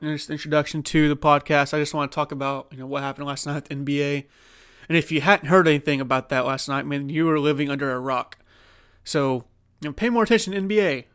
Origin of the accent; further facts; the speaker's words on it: Oklahoma, United States; I'm from Oklahoma